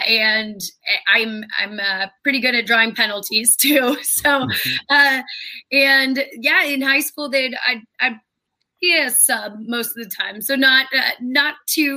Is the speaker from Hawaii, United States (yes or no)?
no; Santa Barbara, California, United States; I grew up in Santa Barbara, California